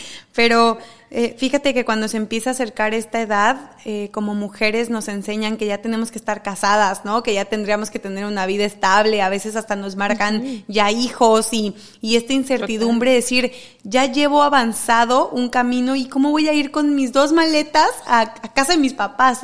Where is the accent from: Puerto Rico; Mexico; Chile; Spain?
Mexico; siendo mexicana